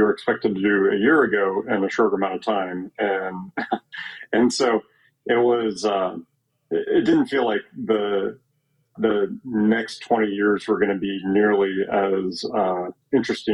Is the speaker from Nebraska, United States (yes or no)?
yes; Omaha, Nebraska, United States; moved away as an adult; now in Chicago, United States; I grew up in Omaha, Nebraska, and I was practicing there. I live in Chicago now